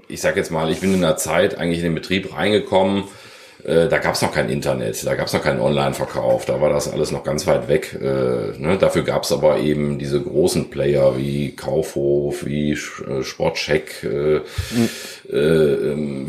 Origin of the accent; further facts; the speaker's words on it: Krefeld, North Rhine-Westphalia, Germany; geboren in Krefeld, Vater zweier Kinder, die äh, neun und zwölf sind und äh, verheiratet seit 13 Jahren. Ja, und sehr glücklich in Krefeld.